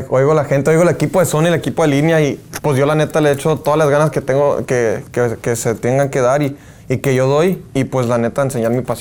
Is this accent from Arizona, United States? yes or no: yes; Phoenix, Arizona, United States; tengo mucho corrido de los grupos de Sinaloa, de Culiacán y todo ese rollo con lo que me crié ahí en Phoenix.